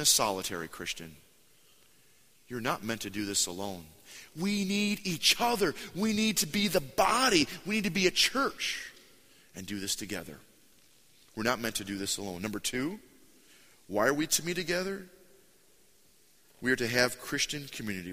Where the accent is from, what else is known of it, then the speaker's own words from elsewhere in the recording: United States; we're American